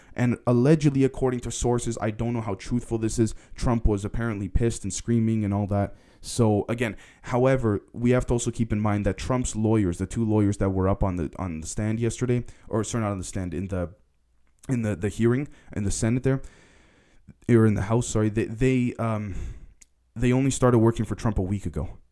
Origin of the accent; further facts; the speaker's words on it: Canada; being a Canadian myself